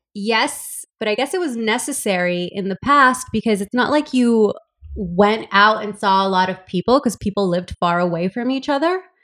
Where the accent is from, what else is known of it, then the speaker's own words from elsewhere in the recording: Los Angeles, California, United States; also born or lived in El Salvador; I'm from El Salvador, but grew up in Los Angeles in a very traditional Latin household